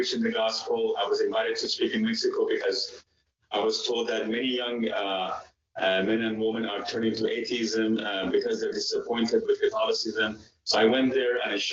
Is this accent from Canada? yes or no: no; Iran; moved away; I'm originally from Iran.